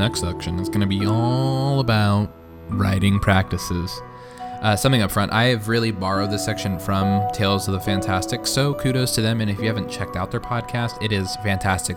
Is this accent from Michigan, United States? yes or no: no; Tulsa, Oklahoma, United States; I grew up in Tulsa, Oklahoma